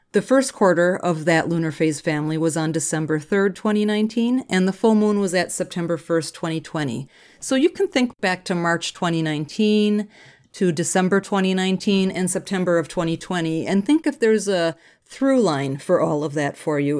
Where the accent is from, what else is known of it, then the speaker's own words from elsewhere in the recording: Minneapolis, Minnesota, United States; I'm from Minneapolis